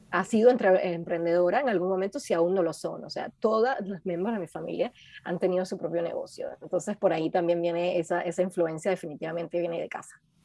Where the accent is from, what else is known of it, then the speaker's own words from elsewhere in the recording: Caracas, Capital District, Venezuela; moved away as an adult; also born or lived in Colombia; now in London, United Kingdom; crecimos todos en Caracas